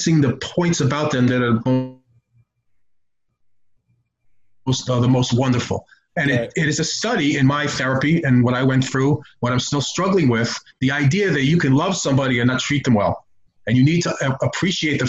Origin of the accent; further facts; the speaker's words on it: New York, United States; I'm from New York